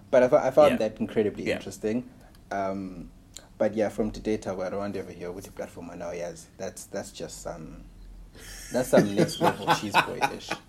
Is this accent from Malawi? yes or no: yes; Malawi; As someone who was born and raised in Malawi.